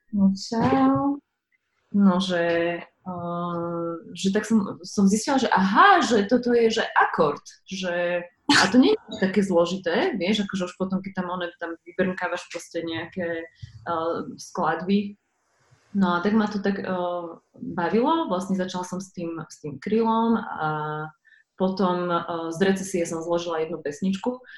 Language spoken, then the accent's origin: Slovak; Slovakia; also born or lived in United States; ja som z tej Ameriky sa teda vrátila s tým, že idem domov, lebo som tam nemala pocit, že som tam doma. A prišla som domov